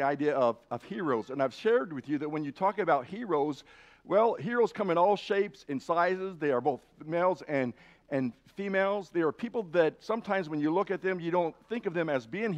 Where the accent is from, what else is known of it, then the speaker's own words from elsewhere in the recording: Idaho, United States; I'm from Idaho or have lived in Idaho too long